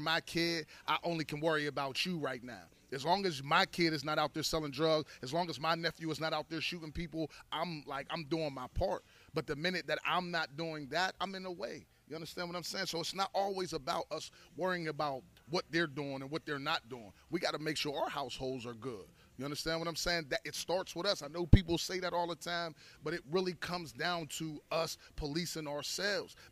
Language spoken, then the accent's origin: English; Pittsburgh, Pennsylvania, United States; I grew up in Hazelwood